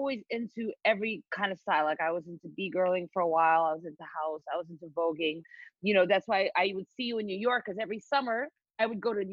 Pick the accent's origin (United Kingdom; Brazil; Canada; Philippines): Philippines; moved away as an adult; also born or lived in Evanston, Illinois; I grew up in the Philippines. I grew up in the Philippines. My mom is Filipino. My dad is East Indian. So I went to high school, you know, in the Philippines.